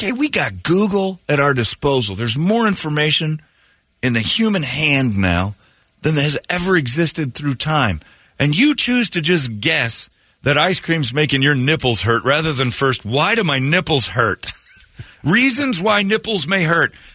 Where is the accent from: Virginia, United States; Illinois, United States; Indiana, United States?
Indiana, United States; my home state in Indiana